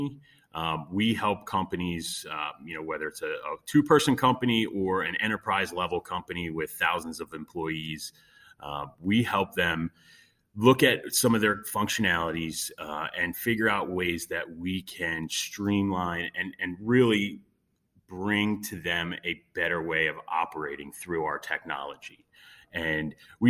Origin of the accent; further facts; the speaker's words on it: Montgomery County, Pennsylvania, United States; also born or lived in Chester County, Pennsylvania; I am born and raised here in Pennsylvania. I grew up in Montgomery County